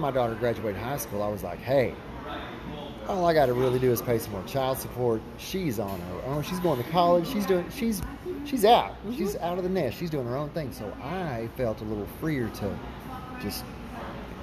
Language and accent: English; Marietta, Oklahoma, United States; now in Texoma area, United States; I grew up in Marietta, Oklahoma, so I've always been kind of close to this area.